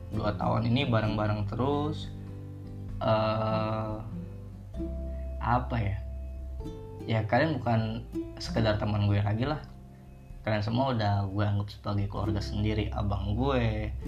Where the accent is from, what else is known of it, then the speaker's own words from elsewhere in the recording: Palembang, South Sumatra, Indonesia; now in Tangerang, Indonesia; gue dari Palembang gue ngerantau ke sini ke Tangerang ini buat cari kerja